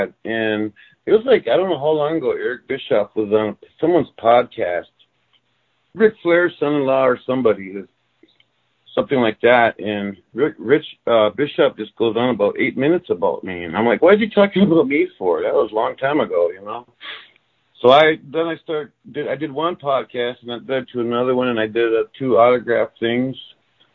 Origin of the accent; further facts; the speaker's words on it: Red Lake, Minnesota, United States; I grew up in Red Lake, Minnesota, Indian reservation in northern Minnesota.